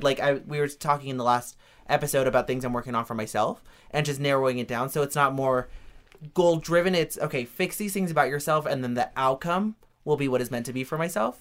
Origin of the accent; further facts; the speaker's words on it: Reno, Nevada, United States; I grew up in Reno, Nevada.